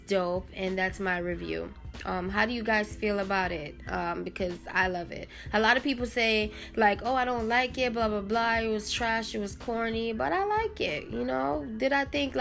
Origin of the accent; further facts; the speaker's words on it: New York, United States; I'm an island girl. I'm from New York too